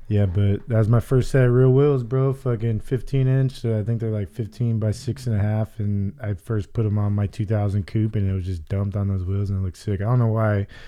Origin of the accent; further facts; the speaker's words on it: Arizona, United States; I'm fucking from Arizona, born and raised